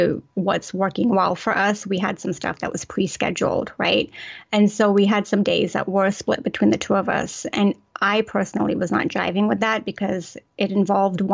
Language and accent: English; England, United Kingdom; I was raised in the Pakistani culture in England